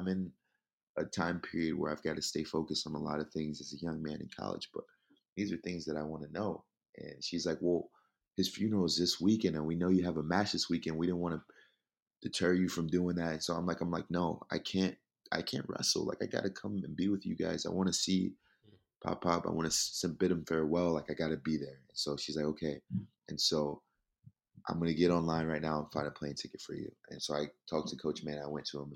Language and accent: English; New Jersey, United States; moved away as an adult; also born or lived in Nebraska; my hometown in South Jersey